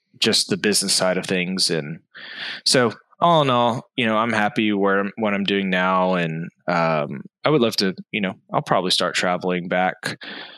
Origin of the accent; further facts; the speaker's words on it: Austin, Texas, United States; I am from Austin, Texas, originally. So I've been a Texas raised for my entire life